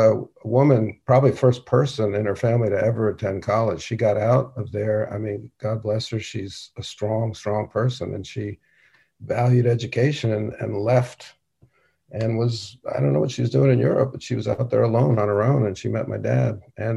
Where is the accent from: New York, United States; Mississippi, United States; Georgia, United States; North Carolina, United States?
New York, United States; New York City; New York City.